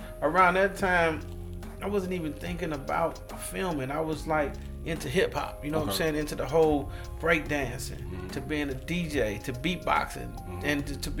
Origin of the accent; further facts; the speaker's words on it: St. Louis, Missouri, United States; I'm from St. Louis, Missouri, but born and raised in the Cochran Projects, you know what I'm saying? And located downtown by the Dome.